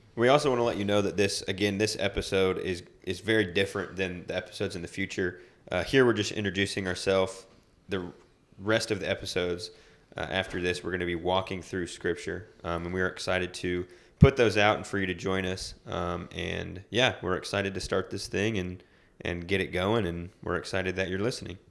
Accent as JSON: {"language": "English", "town": "Oklahoma City", "region": "Oklahoma", "country": "United States", "tie": "born or raised there", "also_born_or_lived": "Denver, Colorado", "moved": "as an adult", "lives_now": "Huron, United States", "said": "I was raised in Oklahoma City"}